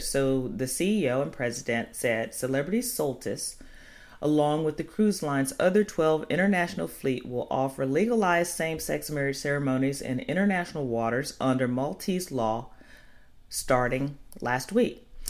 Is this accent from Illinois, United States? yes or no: yes; Chicago, Illinois, United States; moved away; Chicago, my hometown.